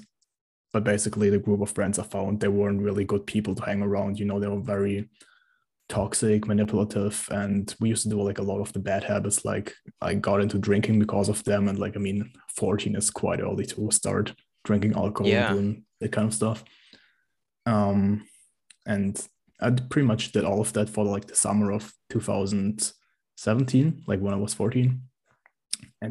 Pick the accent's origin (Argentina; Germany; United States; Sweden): Germany; I'm from Germany